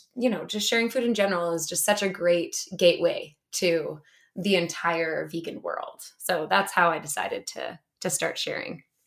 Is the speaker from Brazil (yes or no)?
no; Whistler, British Columbia, Canada; I grew up in Whistler